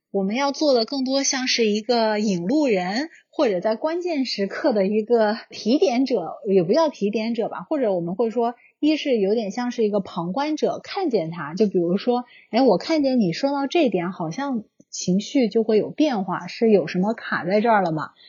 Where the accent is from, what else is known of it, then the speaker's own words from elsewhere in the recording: China; moved away as an adult; now in United States; 从小的经历的国内这种教育